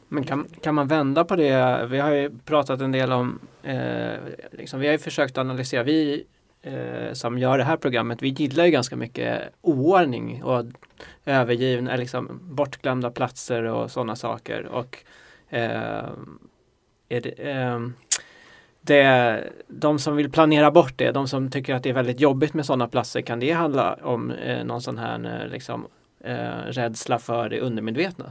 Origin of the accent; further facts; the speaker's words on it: Stockholm, Stockholm County, Sweden; jag är uppvuxen i Stockholm